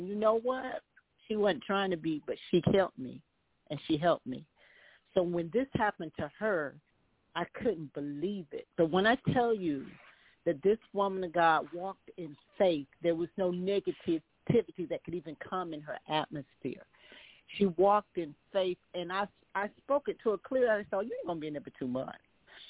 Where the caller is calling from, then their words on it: Charlotte, North Carolina, United States; I'm from Charlotte, North Carolina